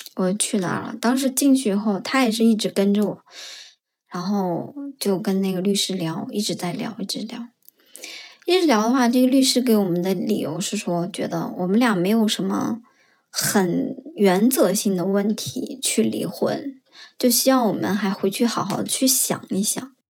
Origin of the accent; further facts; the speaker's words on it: Shanxi, China; now in Beijing, China; 我是山西人